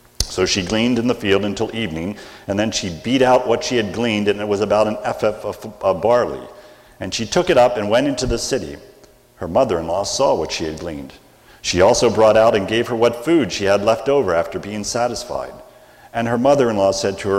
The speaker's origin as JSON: {"language": "English", "country": "United States", "accent": "American", "said": "I speak American, not English"}